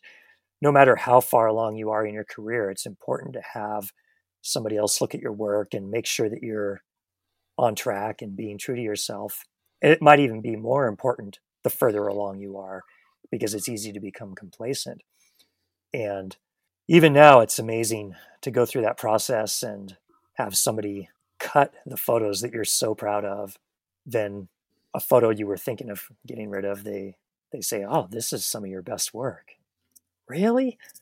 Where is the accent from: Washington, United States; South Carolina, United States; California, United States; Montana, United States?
Montana, United States; Missoula; moved away as an adult; now in Bozeman, United States; Missoula, Montana, which is my hometown and about three hours away from where I'm currently living in Bozeman.